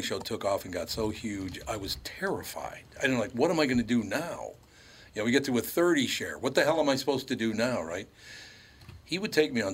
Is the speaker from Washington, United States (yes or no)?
no; Minneapolis, Minnesota, United States; when I was growing up in North Minneapolis